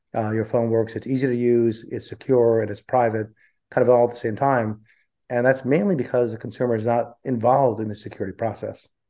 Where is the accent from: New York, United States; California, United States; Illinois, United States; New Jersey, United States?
New Jersey, United States; central; also born or lived in India; I grew up in uh, central New Jersey. Uh, I was born in India and I came when I was four